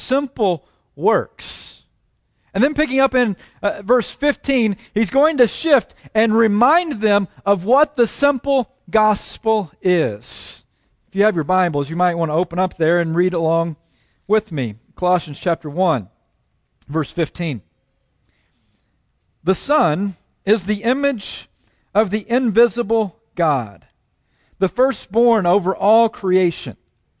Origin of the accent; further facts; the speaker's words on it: Oklahoma, United States; accent: Southern; also born or lived in Texas; have worked very hard at attempting to lose my Southern accent. And I've done that not because I'm embarrassed of having been born in Texas and raised in Oklahoma, well, maybe the Oklahoma part